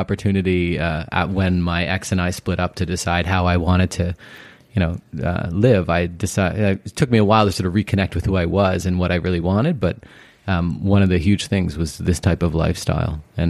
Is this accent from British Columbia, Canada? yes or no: yes; Port Moody, British Columbia, Canada; also born or lived in Los Angeles / Houston / Toronto; Yeah, so I grew up in Port Moody, and then I moved downtown when I was in my 20s and had that sort of experience.